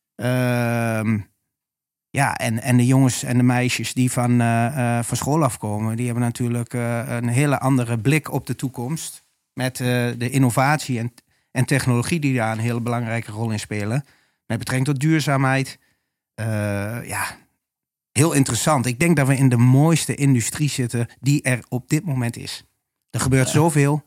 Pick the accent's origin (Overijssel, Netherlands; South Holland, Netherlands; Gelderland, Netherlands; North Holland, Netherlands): Overijssel, Netherlands; Almelo; also born or lived in Haarlem; now in Oldenzaal, Netherlands; geboren en gebogen tukker. Ja. Ras echt. En woon in Oldenzaal. ben geboren in Almelo.